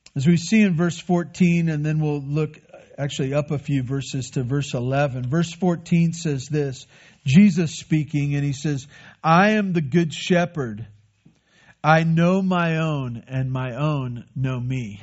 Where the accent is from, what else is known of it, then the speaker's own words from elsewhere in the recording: United States; That's part of us being American